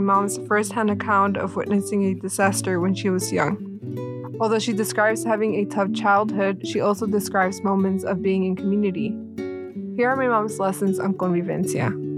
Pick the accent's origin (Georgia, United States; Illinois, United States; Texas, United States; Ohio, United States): Illinois, United States; Chicago; my parents recounted of their lives in Mexico before migrating to Chicago to start a life and grow their family. Growing up in a mixed status family